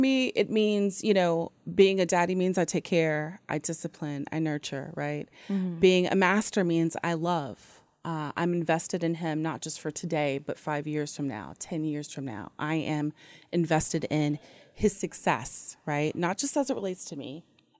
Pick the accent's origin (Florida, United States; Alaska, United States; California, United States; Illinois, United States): California, United States; Long Beach; I'm 25. I'm from Long Beach, California, and I like Long Beach on the long walks on the beach and pina coladas.